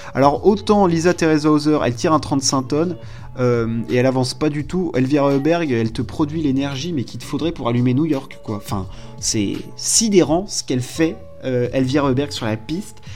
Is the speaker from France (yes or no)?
yes; France; on est français